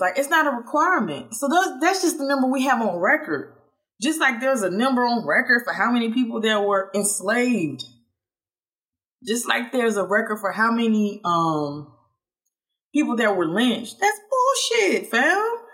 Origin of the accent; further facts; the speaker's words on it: Statesboro, Georgia, United States; now in Washington, D.C., United States; people in my hometown where I'm originally from, F. Statesboro, Georgia